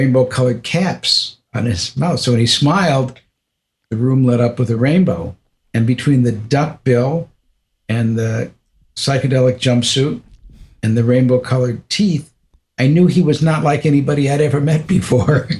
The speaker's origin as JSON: {"language": "English", "town": "Detroit", "region": "Michigan", "country": "United States", "moved": "yes", "said": "I'm from Detroit, Michigan."}